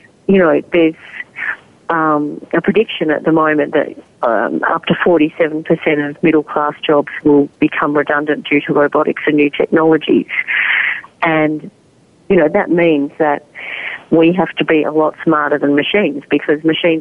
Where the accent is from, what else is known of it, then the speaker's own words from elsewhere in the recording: Australia; also born or lived in Netherlands; I was born in Holland, and my father is Dutch, and he also was very lucky to escape the war. And I went to school then in Australia